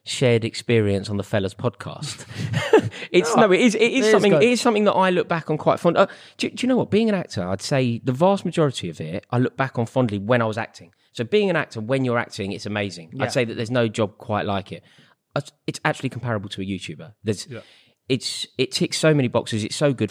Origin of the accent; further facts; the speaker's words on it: London, United Kingdom; I'm proud Londoner